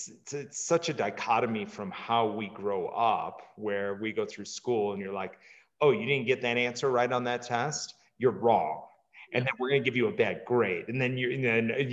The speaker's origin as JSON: {"language": "English", "region": "Midwest", "country": "United States", "tie": "born or raised there", "said": "I grew up in the Midwest"}